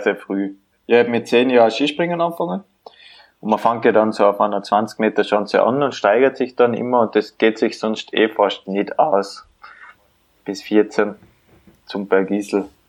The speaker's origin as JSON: {"language": "German", "region": "Tyrol", "country": "Austria", "tie": "born or raised there", "also_born_or_lived": "Vienna", "said": "dass ich in Tirol aufgewachsen bin"}